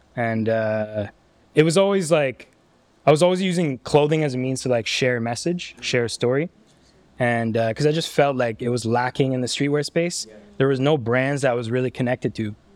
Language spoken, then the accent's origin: English; Ottawa, Ontario, Canada; I come from Ottawa